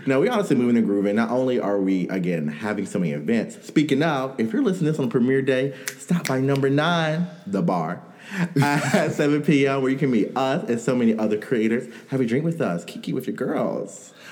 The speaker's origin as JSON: {"language": "English", "region": "New York", "country": "United States", "said": "I'm from New York."}